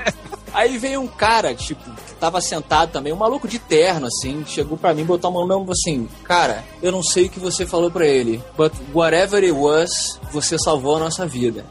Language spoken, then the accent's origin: Portuguese; Brazil; sou lá do Brasil